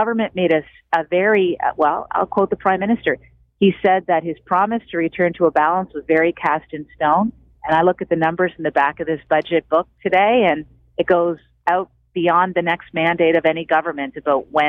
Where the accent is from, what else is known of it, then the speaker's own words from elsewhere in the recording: Cape Breton, Nova Scotia, Canada; moved away; I come from Cape Breton where there were company houses